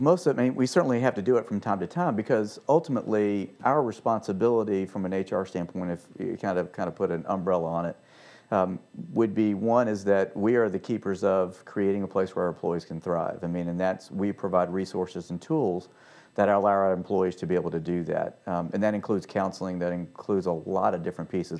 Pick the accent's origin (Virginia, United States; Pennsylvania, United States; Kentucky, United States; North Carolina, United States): Virginia, United States; Richmond; moved away as an adult; also born or lived in Washington, D.C. area / Annapolis; now in Franklin, United States; Home for me was Richmond, Virginia, and so I stayed there